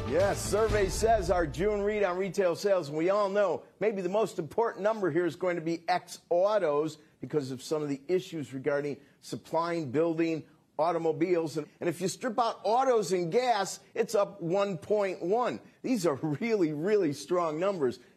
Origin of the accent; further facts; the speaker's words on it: Ahrweiler, Rhineland-Palatinate, Germany; angesichts der Lage in meiner Heimat in Ahrweiler